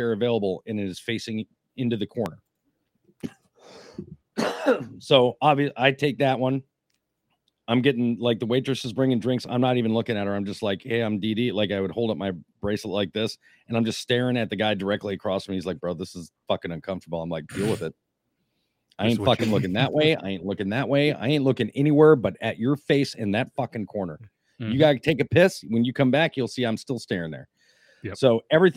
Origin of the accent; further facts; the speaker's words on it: Minnesota, United States; I'm from Minnesota